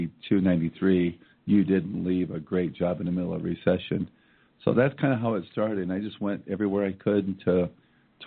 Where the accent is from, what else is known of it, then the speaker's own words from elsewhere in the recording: Iowa, United States; moved away; my hometown in Iowa